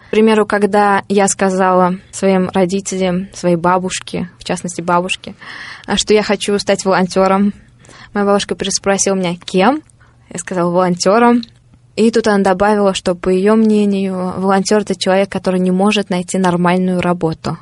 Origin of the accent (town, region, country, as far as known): Saratov Oblast, Russia; moved away as an adult